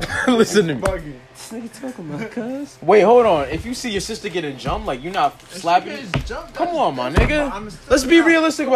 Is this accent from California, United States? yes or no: no; New York City, New York, United States; I'm from the Bronx